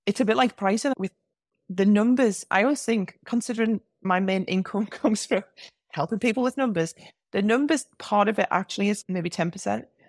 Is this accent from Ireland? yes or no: no; England, United Kingdom; accent: English; my English accent